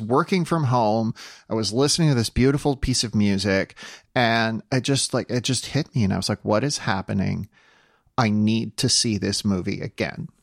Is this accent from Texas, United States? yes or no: no; South Dakota, United States; moved away; where I grew up in South Dakota